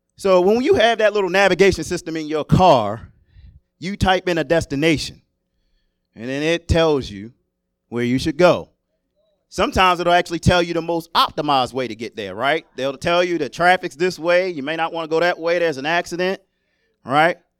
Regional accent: Maryland, United States; moved away as an adult; I was born and raised in Maryland

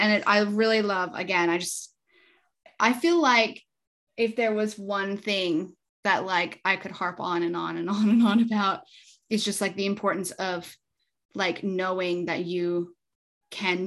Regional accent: Canada; now in Australia; I'm Canadian

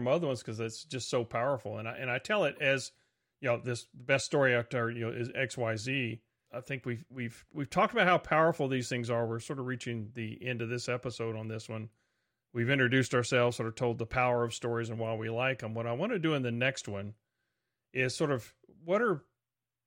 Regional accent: Texas, United States; we're from Texas

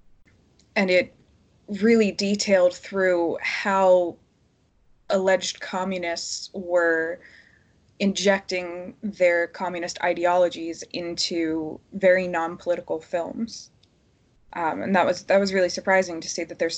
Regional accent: Philadelphia, Pennsylvania, United States; moved away as an adult; also born or lived in Dublin; now in London, United Kingdom; I'm American. I'm from Philadelphia, but I've lived in London for the last almost 3 years, and I lived in Dublin before

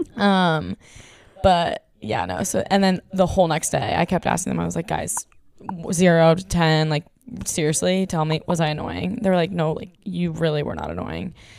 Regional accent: Texas, United States; moved away; we're the ones from Texas

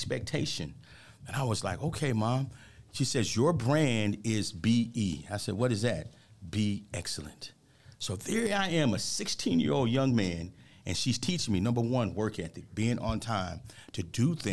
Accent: Dallas, Texas, United States; I grew up in Oak Cliff, Texas. AKA Oak Cliff. Yeah. So being from Dallas, Texas

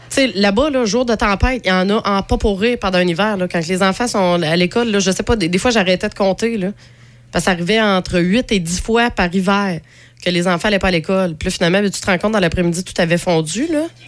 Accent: Quebec, Canada; en tant que Québécois

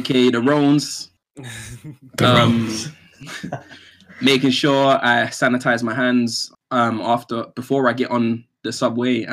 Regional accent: United Kingdom; I'm British

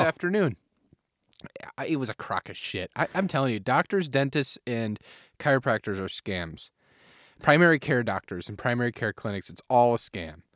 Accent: United States; moved away; my hometown of Manoa

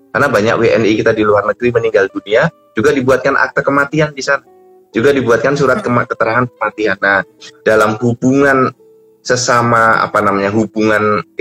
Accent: Sleman, Special Region of Yogyakarta, Indonesia; born there; now in Bekasi, Indonesia; Misalnya saya dulu lahir di Sleman.

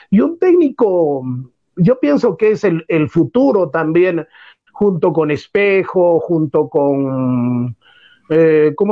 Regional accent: Socabaya, Arequipa, Peru; also born or lived in Mollendo; Mi padre en la tercera cuadra de la calle Comercio vivía, y yo también ah, soy de Socabaya

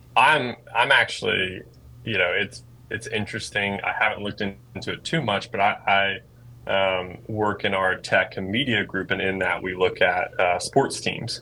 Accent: Greensboro, North Carolina, United States; I grew up in Greensboro, North Carolina

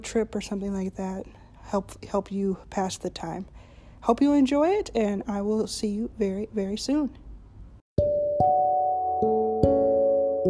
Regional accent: Texas, United States; I'm American and because I'm from Texas

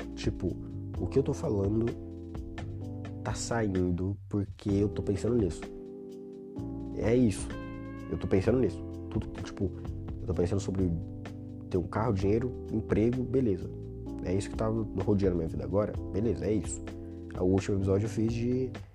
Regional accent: Brazil; eu seria um brasileiro em Portugal

